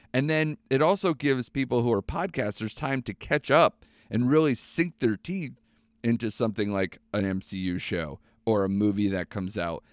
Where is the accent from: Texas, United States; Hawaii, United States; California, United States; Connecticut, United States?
Connecticut, United States; my home state of Connecticut